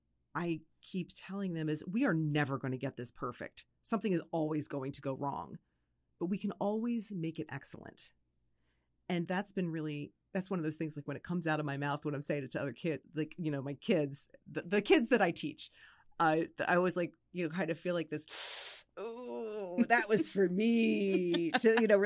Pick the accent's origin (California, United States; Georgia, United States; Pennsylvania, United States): Pennsylvania, United States; Philadelphia; because I'm originally from the Philadelphia area myself.